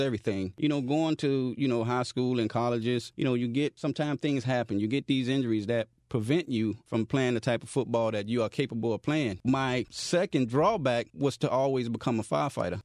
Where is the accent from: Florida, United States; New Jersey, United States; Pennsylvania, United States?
Florida, United States; Miami; I am originally from Miami, Florida, born and raised